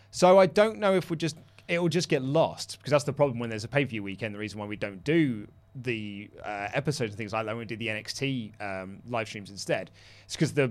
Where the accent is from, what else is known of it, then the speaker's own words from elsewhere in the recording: Brazil; I'm from Brazil, my grandparents were Japanese and Italian, so I'm kind of weird.